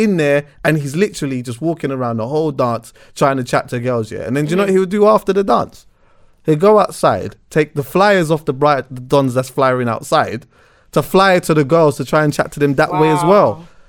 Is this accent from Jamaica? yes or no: yes; Jamaica; Yeah, I'm Jamaican.